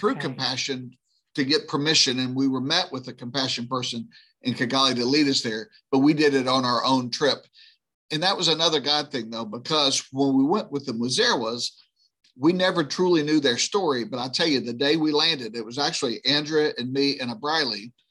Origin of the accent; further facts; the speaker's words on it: right outside of New Orleans, moved to rural Louisiana, United States; I grew up right outside of New Orleans